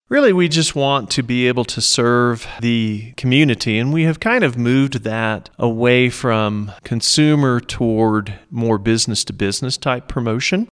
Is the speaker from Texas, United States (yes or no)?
no; Norman, Oklahoma, United States; moved away as an adult; now in San Luis Valley, United States; I was born and raised in Norman, Oklahoma, which is just south of Oklahoma City